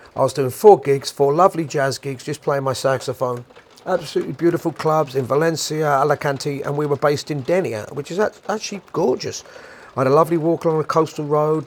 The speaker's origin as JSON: {"language": "English", "region": "London", "country": "United Kingdom", "said": "I'm a Londoner"}